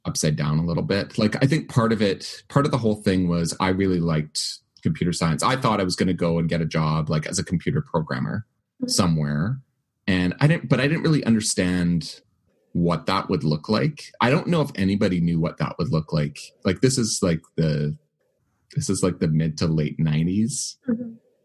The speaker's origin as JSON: {"language": "English", "town": "Winnipeg", "region": "Manitoba", "country": "Canada", "tie": "born or raised there", "also_born_or_lived": "Vancouver / Selkirk, Manitoba", "said": "I grew up in Winnipeg, went to seminary in Vancouver, spent 5 years there"}